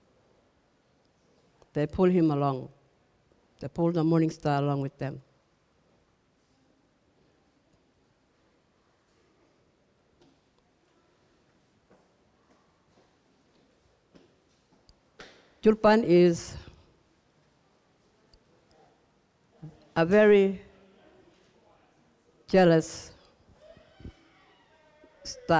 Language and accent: English; Gumatj clan country, Northern Territory, Australia; we are Kumaj people. We come from the Kumaj clan